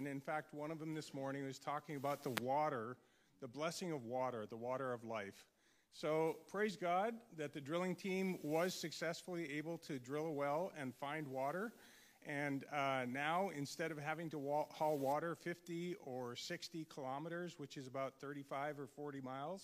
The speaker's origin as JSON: {"language": "English", "country": "United States", "said": "I'm an American and U.S. citizen"}